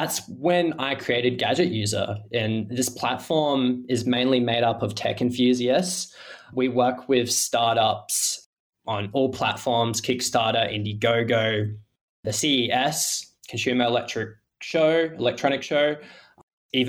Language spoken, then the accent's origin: English; Adelaide, South Australia, Australia; I'm from Adelaide, Australia, beachside down the south coast